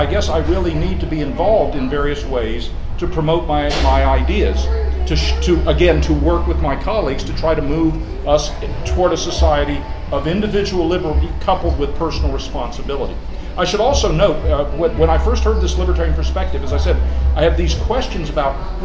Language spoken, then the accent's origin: English; Pulaski, Virginia, United States; I'm from Pulaski, Virginia, born and raised.